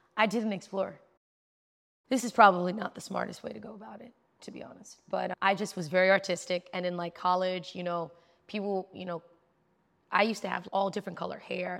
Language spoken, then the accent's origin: English; New York City, New York, United States; I'm from New York. Like, I'm in New York City trying to live my life